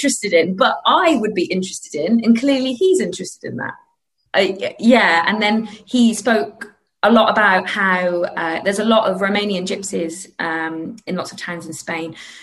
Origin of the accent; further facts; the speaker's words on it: United Kingdom; as a British person